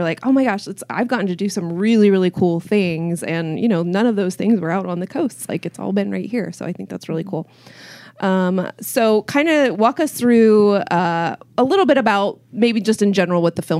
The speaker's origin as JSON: {"language": "English", "town": "Wichita", "region": "Kansas", "country": "United States", "said": "I'm from Wichita."}